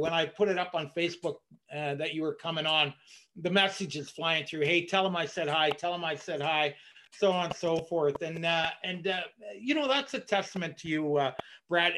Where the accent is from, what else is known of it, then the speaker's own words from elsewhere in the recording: Ottawa, Ontario, Canada; my hometown, Ottawa